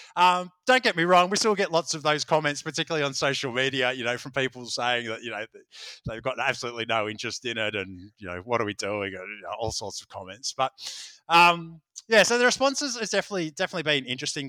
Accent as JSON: {"language": "English", "town": "Melbourne", "region": "Victoria", "country": "Australia", "tie": "born or raised there", "said": "here in, in, in Melbourne, in my hometown"}